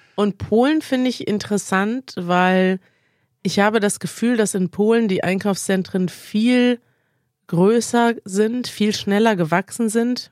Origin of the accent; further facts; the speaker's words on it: Russia; German is a second language; ich bin 16 Jahre alt und ich bin in Russland geboren